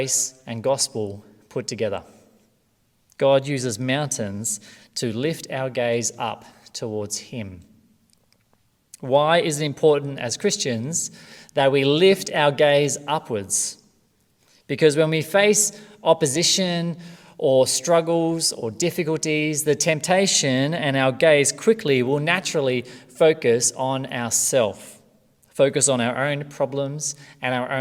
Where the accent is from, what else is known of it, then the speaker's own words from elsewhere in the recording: Australia; from Australia.